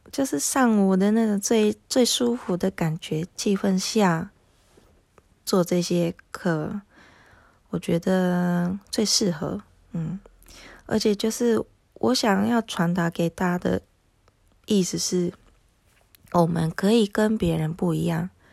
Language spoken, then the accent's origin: Chinese; Japan; first language Japanese; Chinese is a second language; now in Taiwan; 因为我是日本人